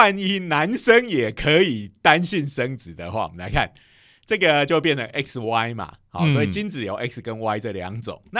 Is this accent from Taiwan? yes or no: yes; Taiwan; 因为我们台湾人吃的东西也有一些是别人所不能接